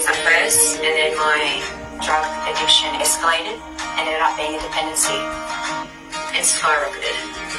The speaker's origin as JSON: {"language": "English", "town": "Sydney", "region": "New South Wales", "country": "Australia", "tie": "born or raised there", "also_born_or_lived": "Darwin", "said": "I grew up in Sydney, but I'm from Darwin and I live in Alice Springs."}